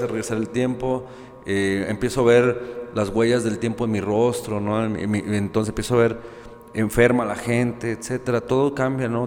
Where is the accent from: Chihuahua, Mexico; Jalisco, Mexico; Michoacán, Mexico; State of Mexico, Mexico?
Jalisco, Mexico; Guadalajara; yo soy de aquí de Guadalajara